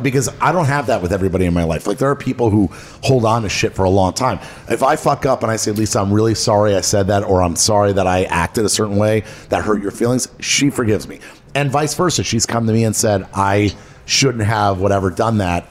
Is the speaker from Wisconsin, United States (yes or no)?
no; Miami, Florida, United States; also born or lived in Los Angeles, California; my whole life I grew up in Miami